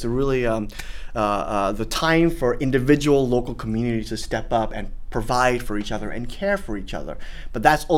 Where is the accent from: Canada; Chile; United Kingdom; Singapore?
Singapore; now in United States; when I first came to the States, it was like, oh, you know, I'm a Singaporean. I have the ability to extricate myself and run back to Singapore at any one time.